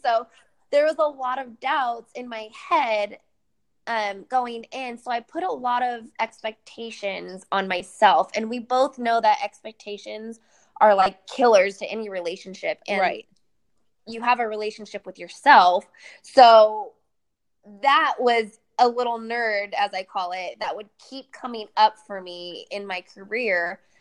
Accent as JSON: {"language": "English", "town": "Sacramento", "region": "California", "country": "United States", "tie": "born or raised there", "said": "My second show in my hometown, Sacramento"}